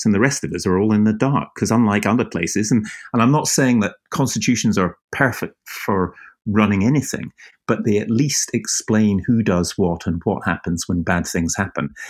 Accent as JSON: {"language": "English", "town": "Edinburgh", "region": "Scotland", "country": "United Kingdom", "tie": "born or raised there", "moved": "yes", "lives_now": "Deal, United Kingdom", "said": "I grew up in Edinburgh"}